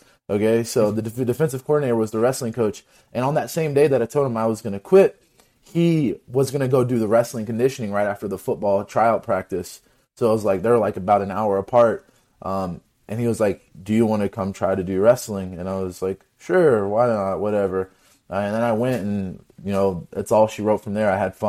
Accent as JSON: {"language": "English", "region": "Kentucky", "country": "United States", "said": "I'm from Kentucky. I'm not from like Ohio or Pennsylvania or California, I'm from a state that's not notorious for good wrestling."}